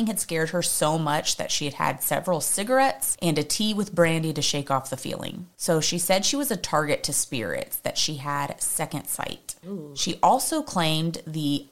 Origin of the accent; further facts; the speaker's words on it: Texas, United States; we're from Texas